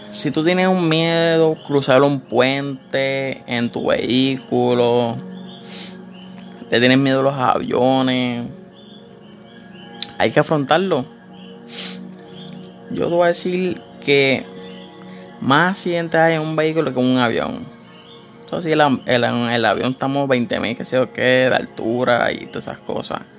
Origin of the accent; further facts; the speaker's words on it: Puerto Rico; no requieres ninguna licencia si estás en Puerto Rico, que es donde yo soy de Puerto Rico.